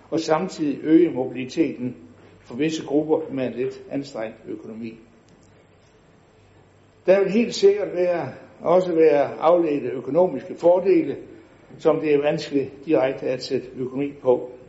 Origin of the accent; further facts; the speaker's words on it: West Jutland, Southern Denmark, Denmark; Som indfødt vestjyde er man nærmest født med en DNA, der forbyder uddeling af alt for mange roser.